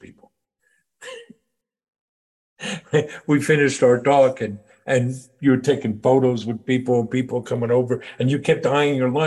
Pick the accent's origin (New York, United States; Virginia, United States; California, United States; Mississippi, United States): New York, United States; we're from New York. I grew up here in New York